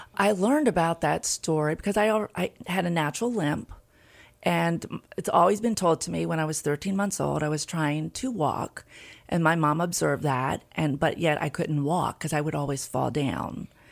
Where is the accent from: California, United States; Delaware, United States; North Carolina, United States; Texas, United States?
Delaware, United States; Hartley; also born or lived in Tulsa, Oklahoma / Felton, Delaware; now in Milford, United States; I grew up in Hartley, Delaware.